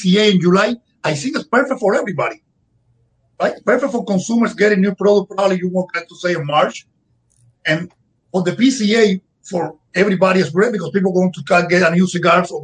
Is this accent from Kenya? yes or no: no; Havana, Cuba; English is a second language; moved away as an adult; also born or lived in Camagüey, Cuba / Wisconsin, United States; now in United States; I left Cuba 17 years ago in 2008, and I grew up in Cuba.